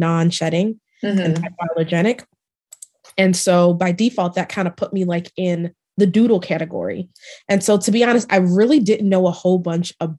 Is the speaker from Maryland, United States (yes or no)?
yes; Maryland, United States; moved away as an adult; now in Dallas, United States; I'm originally from Maryland and I moved to Dallas about 5 years ago